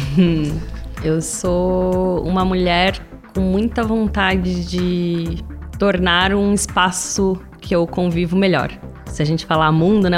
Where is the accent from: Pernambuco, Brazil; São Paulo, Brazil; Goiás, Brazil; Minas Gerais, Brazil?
São Paulo, Brazil; São José dos Campos; moved away as an adult; now in São Paulo, Brazil